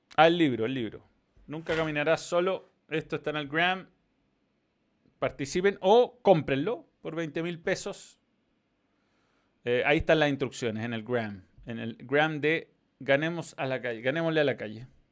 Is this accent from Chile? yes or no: yes; Chile